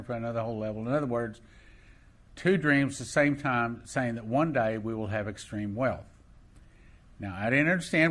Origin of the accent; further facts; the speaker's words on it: Odessa, Texas, United States; I was raised in Odessa, Texas